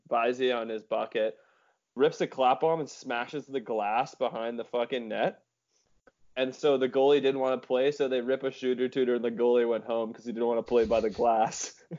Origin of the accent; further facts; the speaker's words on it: Canada; We're all Canadian.